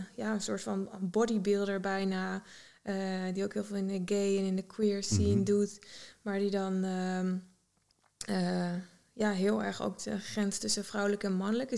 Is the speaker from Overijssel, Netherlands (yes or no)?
yes; Heeten, Overijssel, Netherlands; moved away as an adult; also born or lived in Zwolle; now in New York, United States; Ik kom uit Heten, hmm vlak bij Deventer in de buurt. En ja, echt in de natuur, ja, plattelandsmeisje opgegroeid wel.